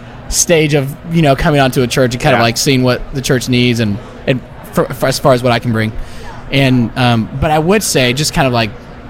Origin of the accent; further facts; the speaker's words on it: Miami, Florida, United States; moved away as an adult; I'm from Miami, so like coming back into it after being gone and, you know, being somewhere else for 7 years